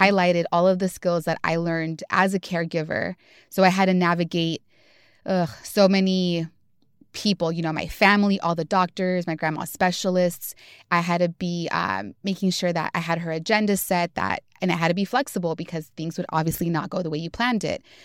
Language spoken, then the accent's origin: English; Los Angeles, California, United States; moved away as an adult; also born or lived in Atlanta, Georgia; now in San Francisco Bay Area, United States; was born and raised in Southeast Los Angeles